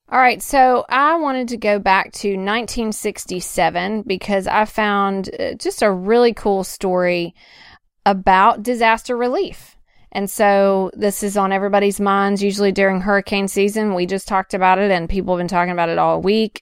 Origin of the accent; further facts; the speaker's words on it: Nashville, Tennessee, United States; I'm coming from Nashville